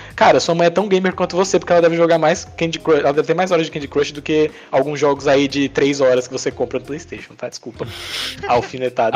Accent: Princesa Isabel, Paraíba, Brazil; now in Santos, Brazil; pelo menos lá minha cidade onde eu nasci, né, no Nordeste, em Princesa Isabel

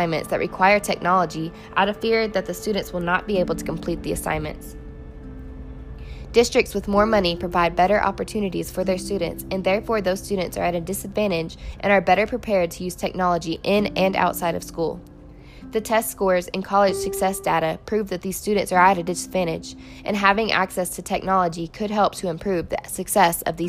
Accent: Sheridan, Arkansas, United States; I'm from Sheridan, Arkansas.

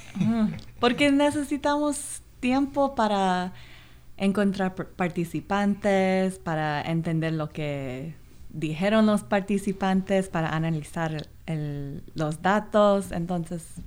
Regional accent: Los Angeles, California, United States; Spanish is a second language; yo soy de Los Ángeles donde hay muchos inmigrantes, entonces yo crecí con, con muchas comunidades minoritarias

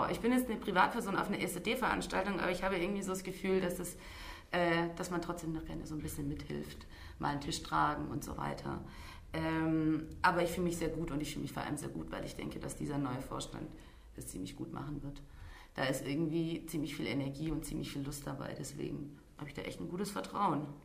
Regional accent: Deutschkreuz, Transylvania, Romania; also born or lived in near Stuttgart; now in Stuttgart, Germany; ich äh, stamme aus Deutschkreuz äh, in Siebenbürgen

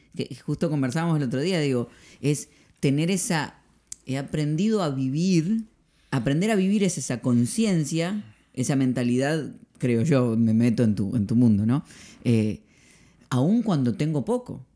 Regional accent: Argentina; soy argentino

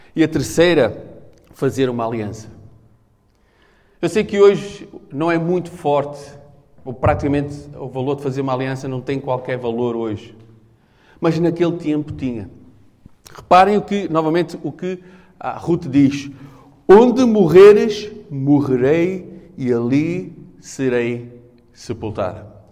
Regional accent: Portugal; eu sou português

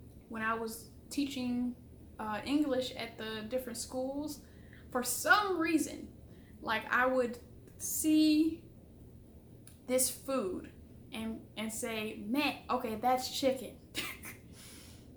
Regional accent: Michigan, United States; moved away as an adult; also born or lived in South Korea; I'm from Michigan, and so we're really close to Canada.

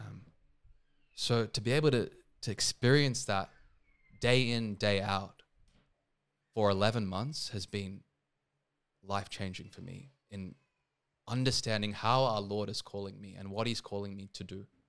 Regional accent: Sydney, New South Wales, Australia; also born or lived in India; I'm also Indian, I'm born there, but obviously I've grown up here

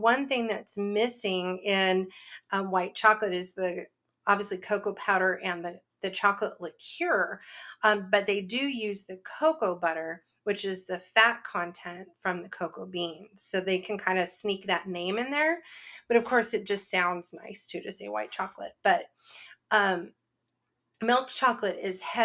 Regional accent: near San Francisco, California, United States; I grew up near San Francisco, which is the home of Ghirardelli

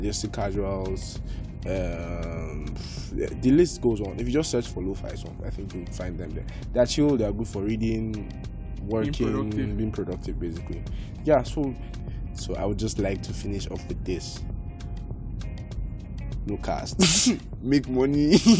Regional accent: Kaduna, Kaduna State, Nigeria; also born or lived in Katsina; Okay, I'm …. I live in Kaduna. I'm from Katsina.

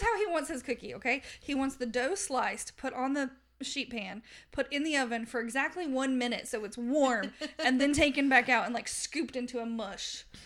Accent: Southern United States, United States; accent: Southern; my Southern accent

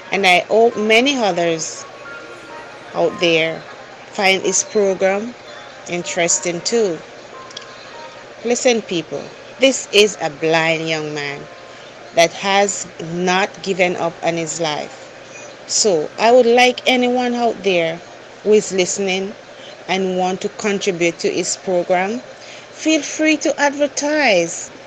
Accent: Jamaica; now in Sint Maarten; I'm calling from the Dutch side of the island. I'm originally from Jamaica

